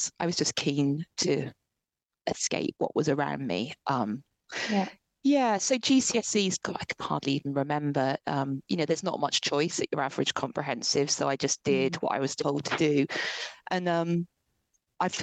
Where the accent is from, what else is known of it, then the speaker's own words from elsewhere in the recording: Ipswich, East of England, United Kingdom; moved away; I'm from Ipswich originally, which is like a real area